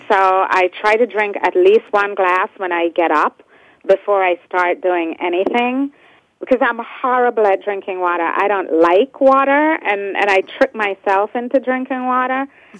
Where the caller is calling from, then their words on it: New York City, New York, United States; I'm also calling from home, working from home today in Brooklyn, New York.